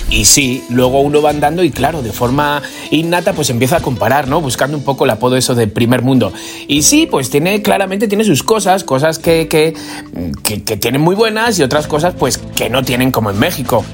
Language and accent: Spanish; Madrid, Community of Madrid, Spain; como soy madrileño, sí, he nacido en Alcoñas, pero soy madrileño